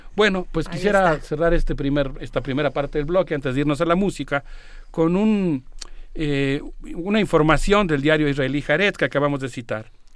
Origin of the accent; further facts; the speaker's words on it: Mexico; me siento muy orgulloso como mexicano